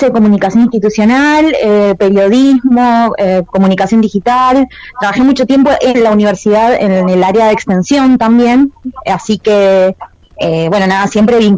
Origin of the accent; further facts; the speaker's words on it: Mendoza, Argentina; now in Mar del Plata, Argentina; hace un tiempo eh, que estoy viviendo en Mar del Plata, yo no soy de acá de Mar del, pero bueno, la elegí como, mi ciudad para vivir. Y mm, bueno, también en mi ciudad de, de origen, yo soy mendocina